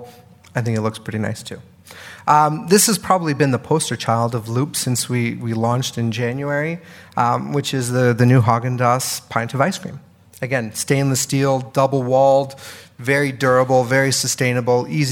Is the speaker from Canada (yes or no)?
yes; Canada; moved away as an adult; now in United States; I'm Canadian, but I've lived in the US for 5 years now